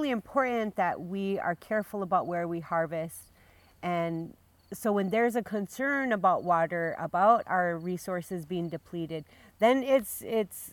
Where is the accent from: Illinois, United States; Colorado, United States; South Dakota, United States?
South Dakota, United States; Big Coulee district, Lake Traverse Reservation; I'm from Bakuli here